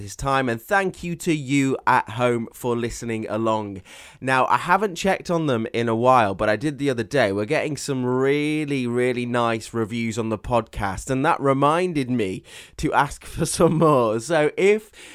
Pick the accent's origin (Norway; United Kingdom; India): United Kingdom; Stoke-on-Trent, West Midlands; moved away; I'm from Stoke-on-Trent, which is known as the Potteries.